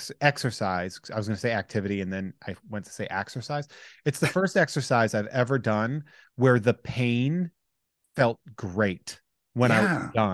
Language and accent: English; Worcester, Massachusetts, United States; I'm from the Worcester area.